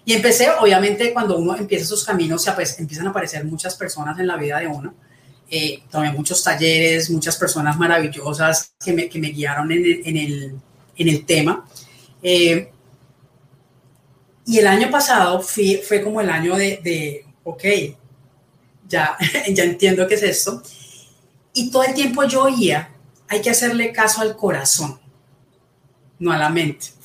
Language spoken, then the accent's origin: Spanish; Colombia; bueno, soy colombiana, tengo 51 años